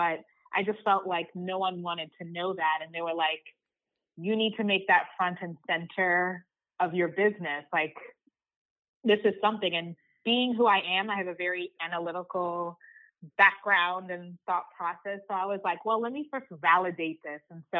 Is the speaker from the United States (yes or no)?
no; Zimbabwe; also born or lived in Uganda; I was born in Uganda, which is a small country in East Africa. I grew up in Zimbabwe because Uganda had some political turmoil.